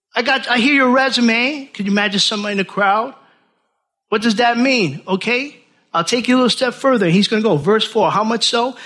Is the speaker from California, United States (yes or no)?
no; Orange County, New York City, United States; moved away as an adult; now in Milford, United States; I'm from New York City, Orange County, New York. That was it. That was my world.